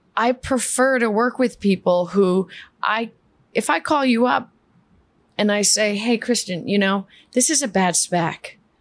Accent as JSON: {"language": "English", "town": "New York City", "region": "New York", "country": "United States", "tie": "born or raised there", "first_language": "Spanish", "second_language": "English", "said": "I grew up in um, in East Elmhurst, Queens"}